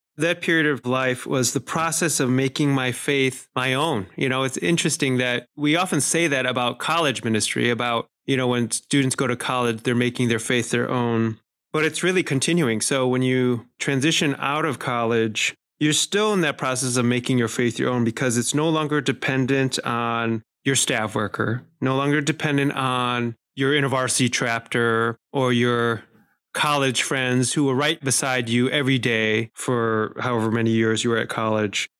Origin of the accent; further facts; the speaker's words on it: Chicago, Illinois, United States; I was born and raised in Chicago. That's where our family lived for all of my childhood